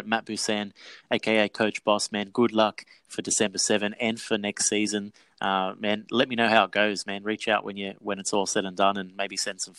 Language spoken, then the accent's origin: English; Australia; I'm Australian